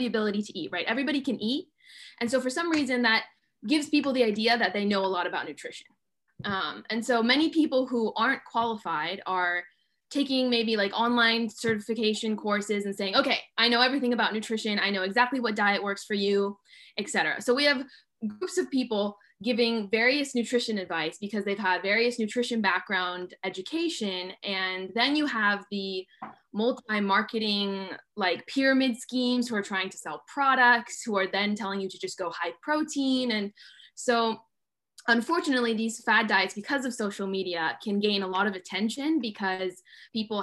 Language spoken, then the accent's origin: English; California, United States; I grew up in California. My parents are immigrants from Italy